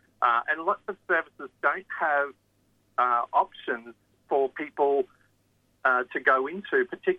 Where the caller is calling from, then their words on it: New South Wales, Australia; I guess I'm speaking from New South Wales